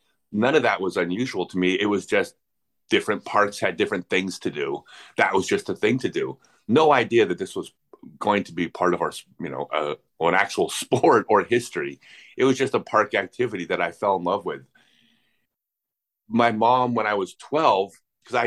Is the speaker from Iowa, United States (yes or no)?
no; La Cañada Flintridge, California, United States; I grew up in La Cañada, Flint Ridge.